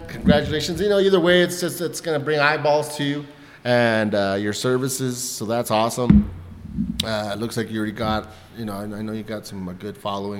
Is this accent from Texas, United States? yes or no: yes; El Paso, Texas, United States; I'm from Southside El Paso, so we grew up on, in Segundo Barrio